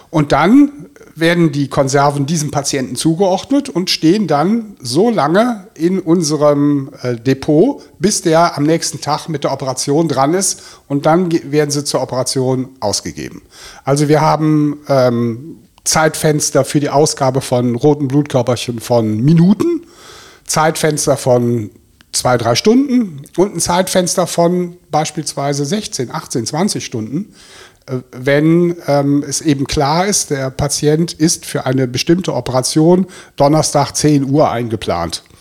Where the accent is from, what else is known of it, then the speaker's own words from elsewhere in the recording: Bonn, North Rhine-Westphalia, Germany; ich komme aus Bonn. Ne? Bonn liegt ja bekanntlich am Rhein, ja. Also ich äh, bezeichne mich auch als Rheinländer, ja. Ich bin als Kind wahnsinnig oft ähm, am Rhein gewesen. Meine ganze Verwandtschaft kommt aus dieser Gegend.